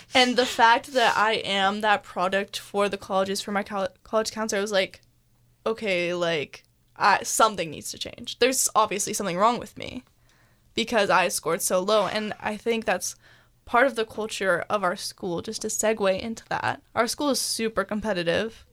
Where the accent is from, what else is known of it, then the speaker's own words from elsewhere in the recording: Mercer Island, Washington, United States; we are from Mercer Island, which is a really affluent area